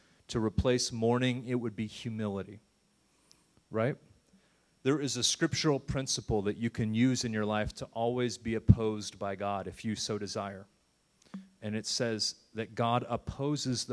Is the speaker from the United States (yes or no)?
yes; United States; I love being an American